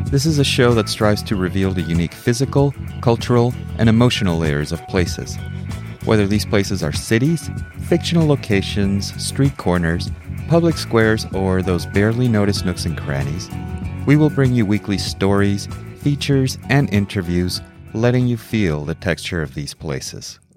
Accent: Mexico City, Mexico; also born or lived in New York City; now in Seattle, United States; I was born in New York City, I grew up in Mexico City, and have ping ponged my way across the United States over the years.

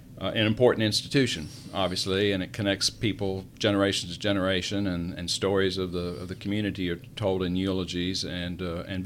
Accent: Hendersonville, North Carolina, United States; now in Charlotte, United States; I was born in Hendersonville, North Carolina, and I went straight from the hospital to the funeral home because my dad was the funeral director, and we lived upstairs

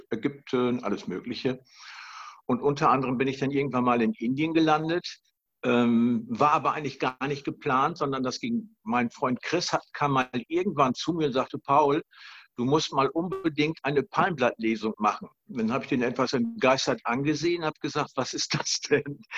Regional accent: Germany; ich komme aus Deutschland und bin in Deutschland über 30 Jahre lang Unternehmer gewesen

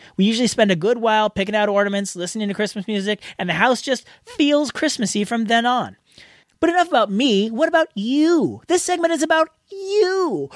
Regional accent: San Jose, California, United States; now in Kyiv, Ukraine; I'm from San Jose, California, but right now I'm living in Kiev, Ukraine

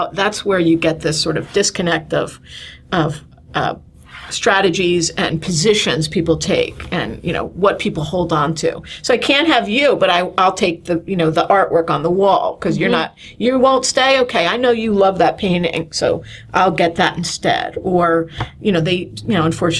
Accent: Somerset County, New Jersey, United States; moved away as an adult; also born or lived in Baltimore; I grew up in Jersey, though, in Somerset County, big family

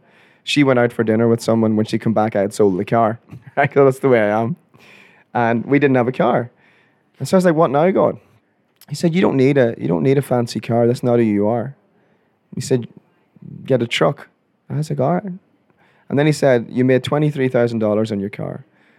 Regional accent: Ireland; I'm Irish. I thought, let's have a midlife crisis by a sports car.

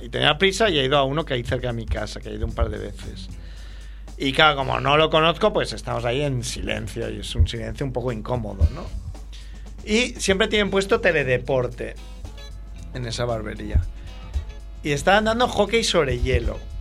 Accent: Barcelona, Catalonia, Spain; para mí como ciudadano barcelonés

